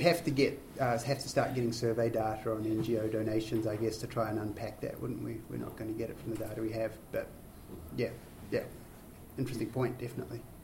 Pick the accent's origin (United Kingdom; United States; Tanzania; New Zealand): New Zealand; I'm a New Zealander